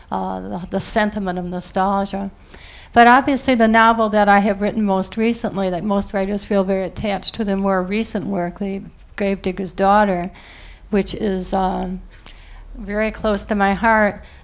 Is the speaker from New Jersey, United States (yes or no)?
yes; Princeton, New Jersey, United States; I'm from Princeton, which is a very liberal community.